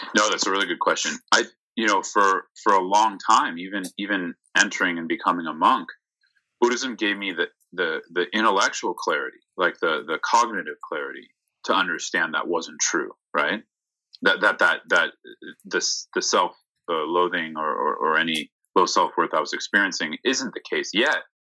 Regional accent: San Mateo, California, United States; I'm from the Bay Area, from San Mateo

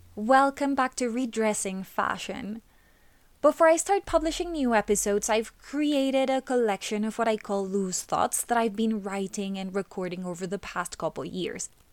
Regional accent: Colombia; my home country of Colombia

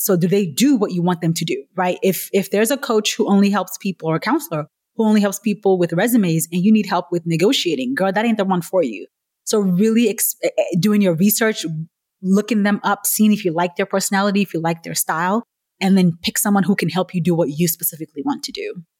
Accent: Nigeria; moved away; I'm originally Nigerian, right? So I grew up in a culture where real jobs were like doctor, lawyer, nurse, accountant

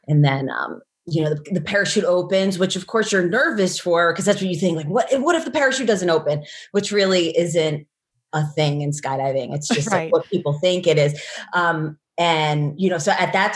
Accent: outside of New York City, United States; I grew up outside of New York City

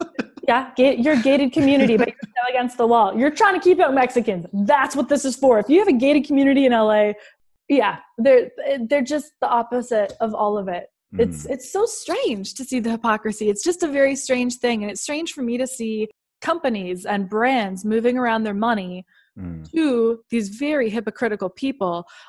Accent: Canada; I'm from Canada.

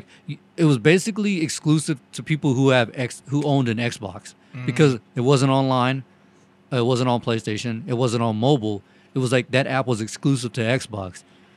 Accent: the South, United States; accent: southern; We're all from the South.

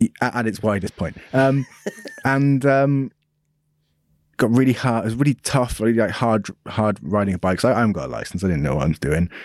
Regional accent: United Kingdom; being British

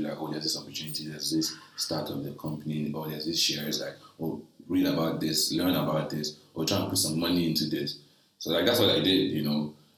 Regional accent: Nigeria; I'm a Nigerian guy

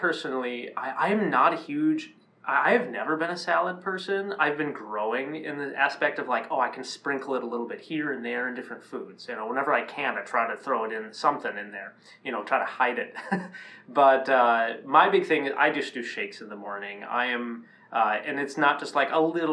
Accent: Minnesota, United States; I grew up here in the Midwest in Minnesota

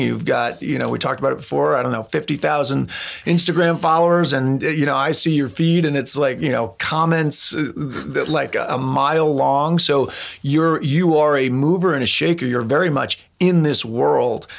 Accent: East Coast, United States; moved away; I'm from the East Coast

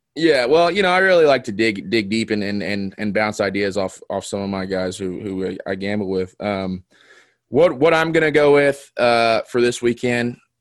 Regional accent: Knoxville, Tennessee, United States; growing up in Knoxville

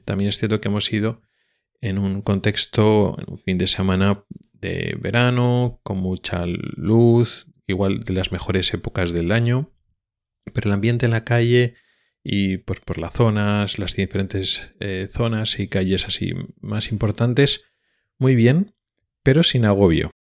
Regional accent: Spain; now in Sweden

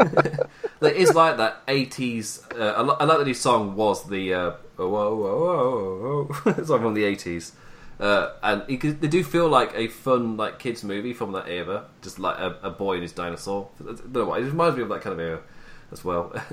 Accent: England, United Kingdom; I'm English.

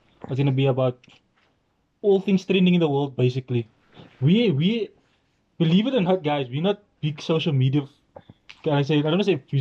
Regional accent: Cape Town, Western Cape, South Africa; also born or lived in Vredenburg, South Africa; I've grew up in East River all my life. Actually born in Vredenburg.

